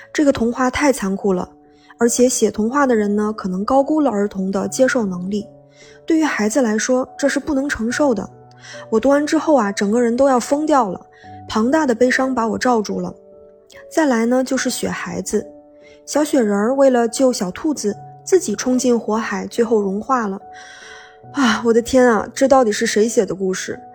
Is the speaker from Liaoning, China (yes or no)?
yes; Benxi, Liaoning, China; moved away; 我的家乡是东北的一个小城市，本溪